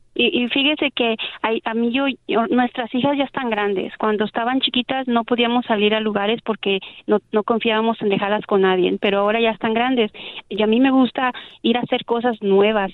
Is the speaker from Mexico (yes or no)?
yes; Mexico; yo soy mexicana